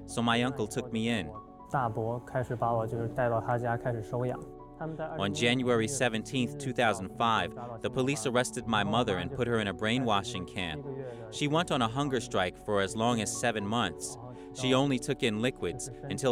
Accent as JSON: {"language": "English", "country": "China", "tie": "born or raised there", "moved": "yes", "lives_now": "United States", "said": "I was born in China"}